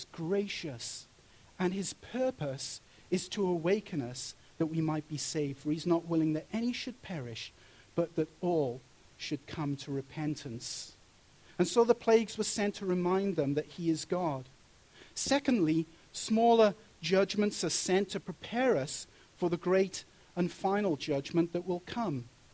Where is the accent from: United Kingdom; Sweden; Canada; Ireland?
United Kingdom; Wales; moved away; when I was growing up in Wales and going to comprehensive school there